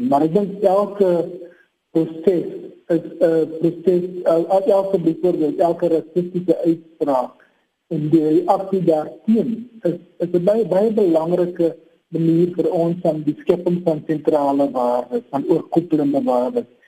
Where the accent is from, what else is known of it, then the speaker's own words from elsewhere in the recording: South Africa; dat ons as Afrikaners uit daardie diversiteit eh, 'n uh, groter binding kan vind